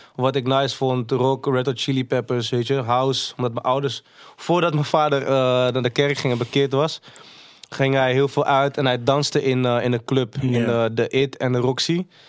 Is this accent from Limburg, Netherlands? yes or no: no; Amsterdam, North Holland, Netherlands; also born or lived in Maastricht; Ben ik vanuit Maastricht naar Holendrecht verhuisd. Ben ik daar opgegroeid